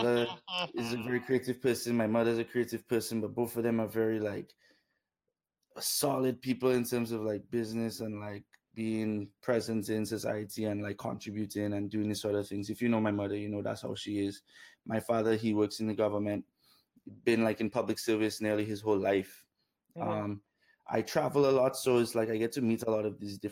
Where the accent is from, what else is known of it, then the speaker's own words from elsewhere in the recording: Dominica; moved away; also born or lived in Canada; Grew up in Dominica